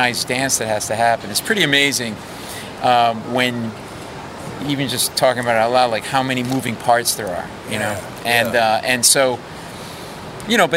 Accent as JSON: {"language": "English", "town": "Providence", "region": "Rhode Island", "country": "United States", "tie": "born or raised there", "moved": "yes", "said": "I grew up in New England, in Providence."}